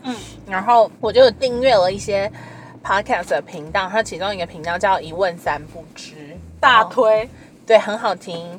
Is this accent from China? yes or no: no; Taiwan; 以我们在台湾的这个社会长大